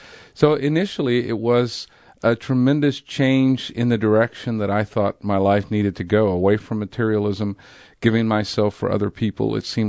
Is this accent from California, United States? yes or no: yes; California, United States; also born or lived in San Diego; In the late 60s, I lived in San Diego. I had moved up from Imperial Valley, California, and was involved in the hippie movement.